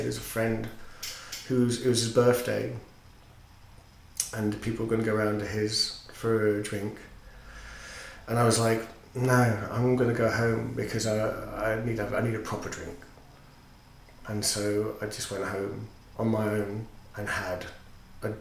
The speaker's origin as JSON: {"language": "English", "region": "Yorkshire and the Humber", "country": "United Kingdom", "said": "I'm a Yorkshireman"}